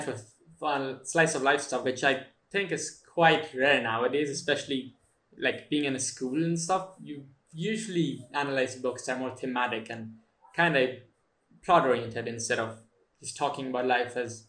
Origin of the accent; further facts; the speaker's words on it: India; moved away; growing up in India, you kind of get introduced with that.